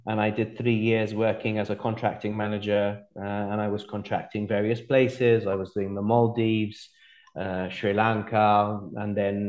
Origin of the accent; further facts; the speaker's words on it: Malta; moved away as an adult; also born or lived in Plymouth, United Kingdom / Gibraltar; now in Sicily, Italy; I was born in Malta, but then we were posted in the UK. So I grew up in Plymouth in the UK. And then we moved to Gibraltar. And then when I was about 10, 11, we moved back to Malta. And that's where I had my education in Malta